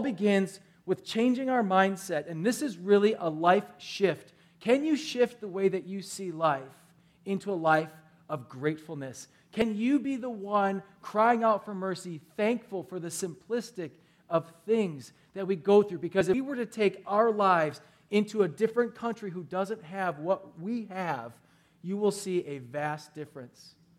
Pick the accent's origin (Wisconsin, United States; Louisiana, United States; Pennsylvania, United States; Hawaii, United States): Wisconsin, United States; Milwaukee; I'm from Milwaukee